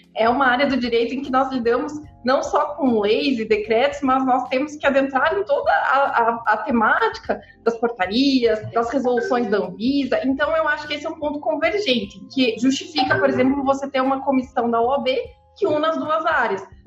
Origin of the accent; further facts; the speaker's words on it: Curitiba, Paraná, Brazil; Eu sou aqui de Curitiba